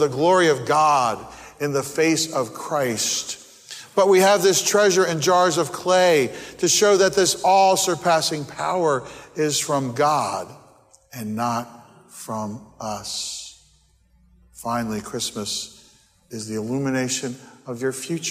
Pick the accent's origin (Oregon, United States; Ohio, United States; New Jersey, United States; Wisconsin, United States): New Jersey, United States; moved away; the street where I grew up on in New Jersey